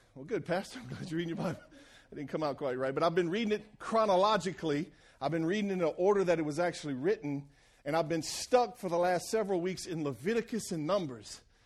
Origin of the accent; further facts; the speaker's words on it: Cajun, Louisiana, United States; being Cajun